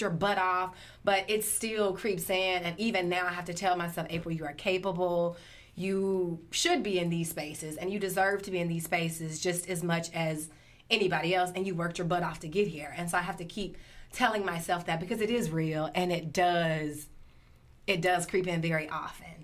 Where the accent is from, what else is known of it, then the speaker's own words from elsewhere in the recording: Flora, Mississippi, United States; born and raised in Flora